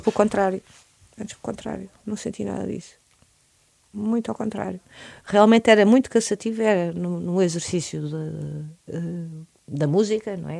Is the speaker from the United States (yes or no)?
no; Portugal; universos principais que estão no meu ADN enquanto portuguesa